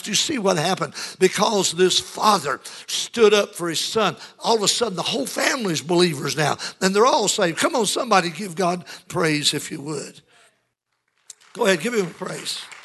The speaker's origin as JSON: {"language": "English", "country": "United States", "tie": "born or raised there", "said": "the America that we grew up"}